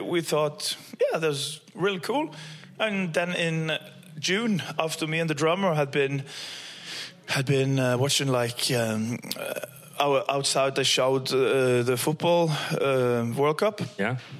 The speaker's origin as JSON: {"language": "English", "town": "Stavanger", "region": "Rogaland", "country": "Norway", "moved": "yes", "lives_now": "Trondheim, Norway", "said": "I'm from Stavanger"}